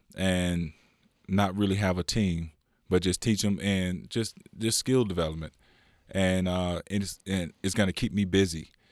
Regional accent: California, United States; born or raised there; also born or lived in Louisiana

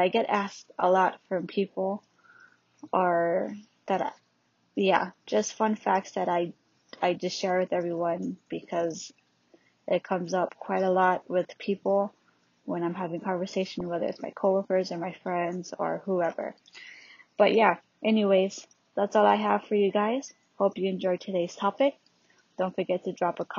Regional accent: Hawaii, United States; also born or lived in California; I was born in California and raised in Hawaii.

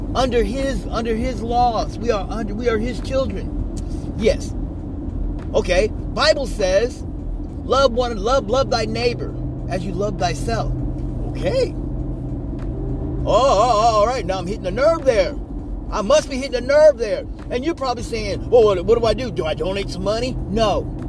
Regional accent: United States; I'm an American

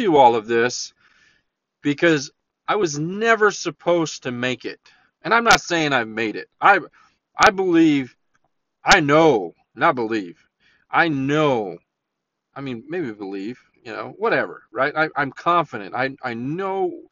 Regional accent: La Verkin, Utah, United States; I grew up in Leverkin

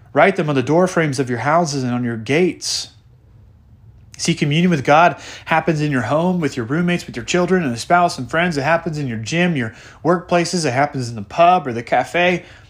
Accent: the Northwest, Pacific Northwest, United States; I grew up in the Northwest

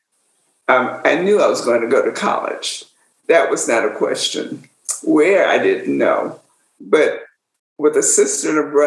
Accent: Orangeburg, South Carolina, United States; now in Atlanta, United States; growing up in Orangeburg

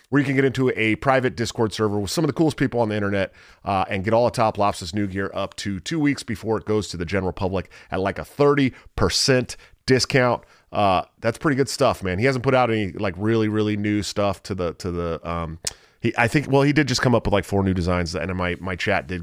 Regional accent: Oakland, California, United States; I'm from the Oakland, San Francisco Bay Area

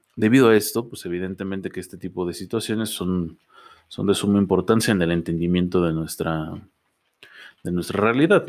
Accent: Mexico; nosotros como mexicanos

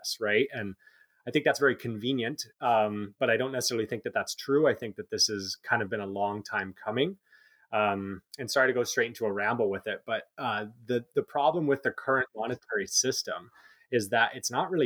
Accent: Canada; we're Canadian

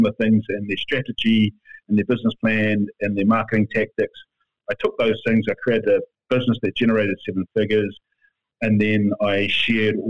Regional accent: East Cape, North Island, Gisborne, New Zealand; moved away; also born or lived in Perth, Australia; I'm Ngāti Konohi from the East Cape of the North Island of New Zealand.

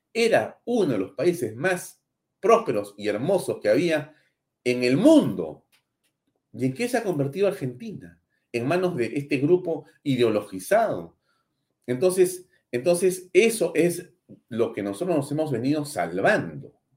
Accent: Peru; Soy orgulloso de ser peruano

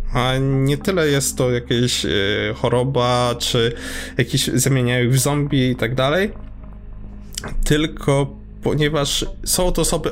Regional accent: Subcarpathian Voivodeship, Poland; wychowywałem na Cartoon Network, ponieważ jestem z prowincji podkarpackiej

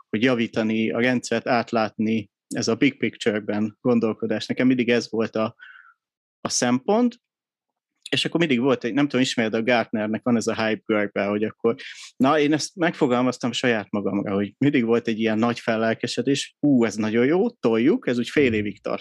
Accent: Budapest, Hungary; 83-ban születtem Budapesten

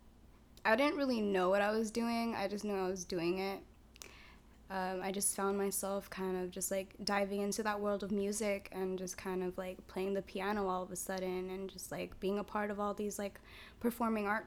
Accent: Santa Clara, California, United States; I was born in Santa Clara, in the Kaiser. Like, I've never really moved

